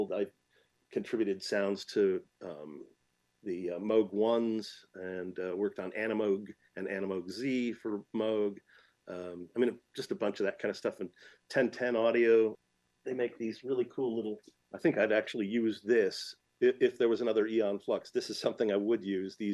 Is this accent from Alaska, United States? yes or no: no; Michigan, United States; I grew up in Michigan, so it's nearly Canadian